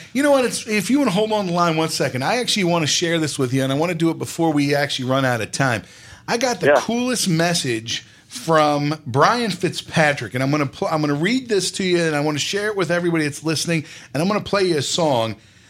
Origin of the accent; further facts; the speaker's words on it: New Jersey, United States; I'm from New Jersey, but had temporarily taken residence in Florida to help take care of my mom